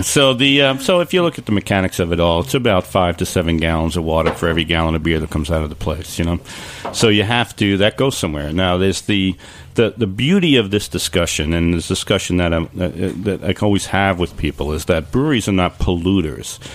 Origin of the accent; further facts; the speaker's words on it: West Coast, United States; now in Long Island, United States; I'm from the West Coast